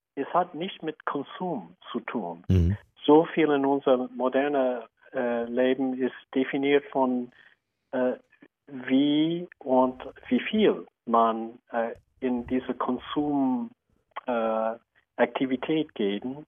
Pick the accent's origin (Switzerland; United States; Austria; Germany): United States; German is a second language; moved away; Ich bin auch Amerikaner